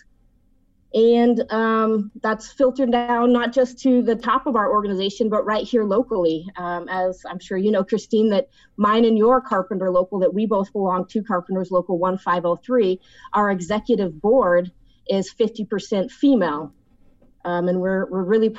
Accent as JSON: {"language": "English", "region": "Oregon", "country": "United States", "tie": "born or raised there", "said": "my home state"}